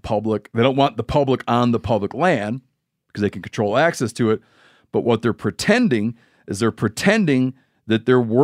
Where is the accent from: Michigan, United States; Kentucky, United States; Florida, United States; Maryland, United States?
Michigan, United States; in my home state of Michigan, first getting Sandhill Crane.